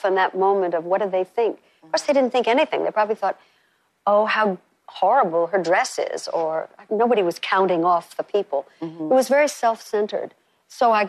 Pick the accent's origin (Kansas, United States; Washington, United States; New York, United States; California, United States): New York, United States; I'm from New York, and one day I was walking around my city